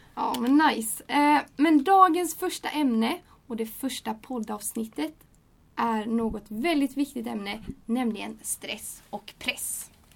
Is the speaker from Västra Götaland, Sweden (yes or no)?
yes; Gothenburg, Västra Götaland, Sweden; jag kommer från Göteborg och jag är 20 år